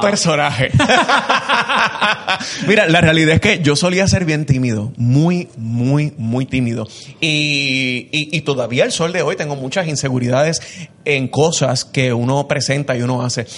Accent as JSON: {"language": "Spanish", "country": "Puerto Rico", "said": "somos puertorriqueños y estamos hablando desde aquí"}